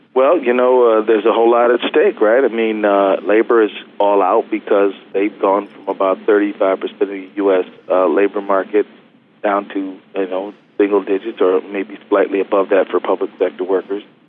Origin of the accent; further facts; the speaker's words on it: Minnesota, United States; we're Minnesotans